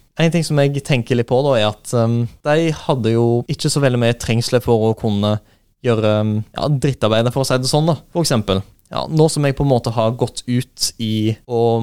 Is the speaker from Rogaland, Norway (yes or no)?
yes; Skudeneshavn, Rogaland, Norway; moved away; jeg kommer jo fra Skudeneshavn